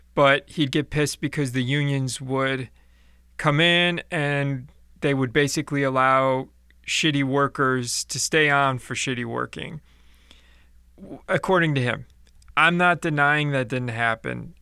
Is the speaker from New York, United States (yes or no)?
no; Chicago, Illinois, United States; in the eighties when I was growing up, like, my dad was a firm hater of, of unions because, uh, growing up in Chicago